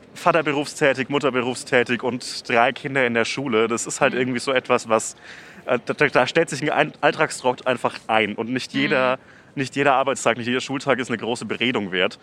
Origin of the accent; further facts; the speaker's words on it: Nuremberg, Bavaria, Germany; meine Heimat, nämlich ah. Nürnberg-Knoblauchsland.